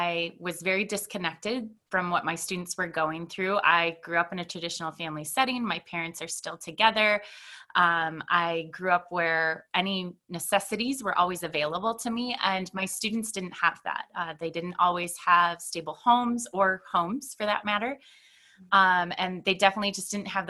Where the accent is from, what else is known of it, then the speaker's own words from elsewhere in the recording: Stillman Valley, Illinois, United States; come back to my hometown where I've been for 5 years